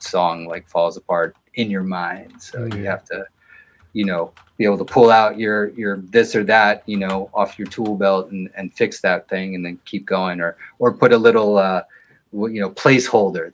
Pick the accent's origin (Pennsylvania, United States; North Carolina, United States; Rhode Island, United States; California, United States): Pennsylvania, United States; Allentown; moved away as an adult; also born or lived in Philadelphia; now in Boston, United States; I was born in Allentown, Pennsylvania.